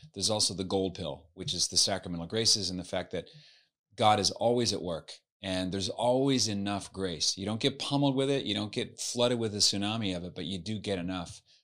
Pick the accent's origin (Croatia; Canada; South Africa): Canada; Halifax, Nova Scotia; now in United States; I was, uh, born and raised in Halifax, Nova Scotia on the East Coast